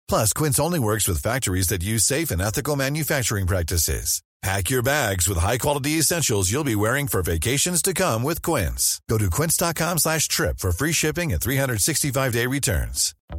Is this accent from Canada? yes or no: no; Midlands, United Kingdom; now in North of England, United Kingdom; I'm originally from the Midlands